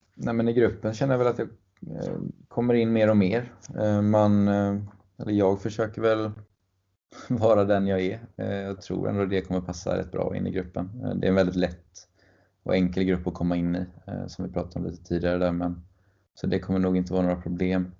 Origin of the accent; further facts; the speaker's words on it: Mölnlycke, Västra Götaland, Sweden; min eh, ja, lokala klubb eh, där jag växte upp. Eller stora delar av min uppväxt i alla fall